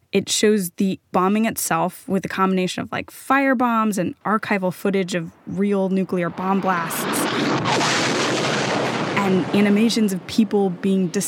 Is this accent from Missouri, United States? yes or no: yes; Kansas City, Missouri, United States; The movie takes place in my hometown, Kansas City, Missouri